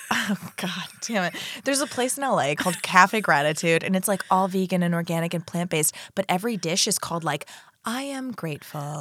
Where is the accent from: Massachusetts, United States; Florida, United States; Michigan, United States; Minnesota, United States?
Florida, United States; I'm from Florida